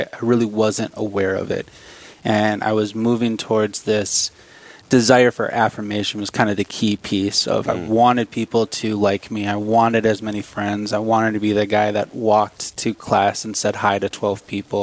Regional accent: St. Paul, Minnesota, United States; moved away as an adult; now in South Dakota, United States; I am originally from St. Paul, Minnesota, or just outside of downtown St. Paul

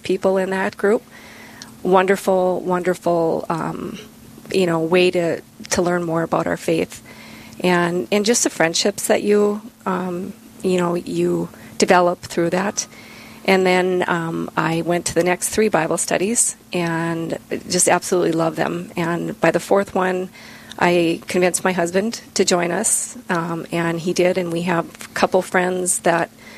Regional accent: Bismarck, North Dakota, United States; I grew up here in Bismarck

